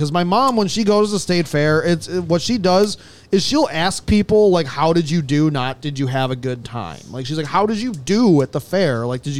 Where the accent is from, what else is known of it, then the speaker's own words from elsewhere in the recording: Dallas, Texas, United States; Dallas, my hometown.